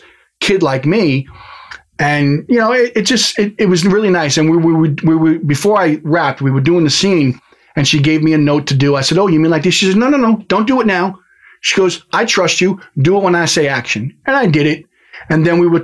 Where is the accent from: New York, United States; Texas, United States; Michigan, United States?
New York, United States; as a New Yorker, and I'm sure you can tell right now, the way I talk is I had a tendency to talk really, really fast.